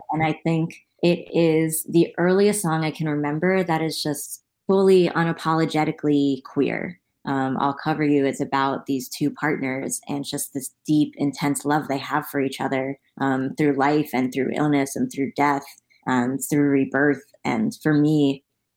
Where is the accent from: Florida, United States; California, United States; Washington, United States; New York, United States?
New York, United States; New York City; being from New York City, growing up near Alphabet City where Rent took place